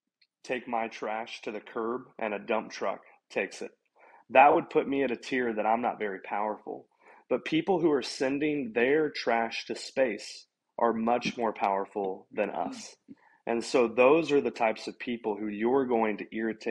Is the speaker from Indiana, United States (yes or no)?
yes; Indiana, United States; I'm from Indiana